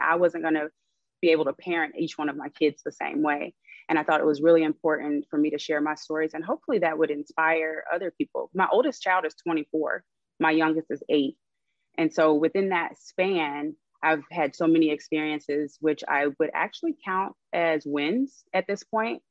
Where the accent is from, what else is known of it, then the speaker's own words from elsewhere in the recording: Arkansas, United States; moved away as an adult; now in Los Angeles, United States; I am actually from Arkansas moved to LA about eight years ago, so I'm here now